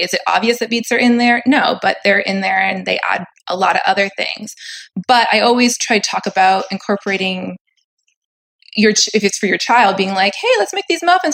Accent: Maine, United States; now in Southern California, United States; I live in Southern California at the moment. But as you said, I grew up in Maine

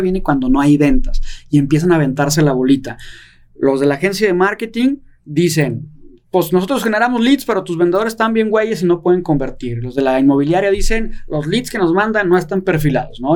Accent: Guadalajara, Jalisco, Mexico; yo soy de Guadalajara

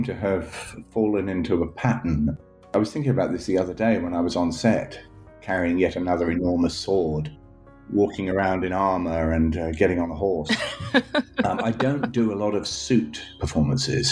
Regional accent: United Kingdom; also born or lived in Scotland / England; growing up in Scotland and England

